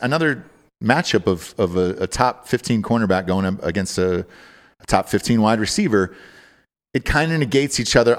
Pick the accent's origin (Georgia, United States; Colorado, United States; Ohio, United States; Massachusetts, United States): Georgia, United States; I'm from Georgia, too.